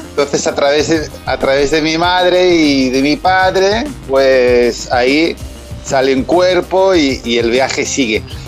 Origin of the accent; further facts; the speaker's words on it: Catalonia, Spain; moved away as an adult; yo en mi país hacía de esto